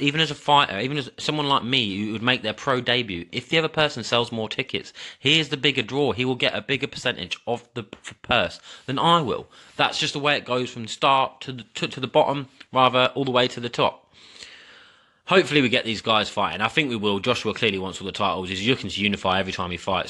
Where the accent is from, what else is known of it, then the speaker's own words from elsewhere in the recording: England, United Kingdom; I'm English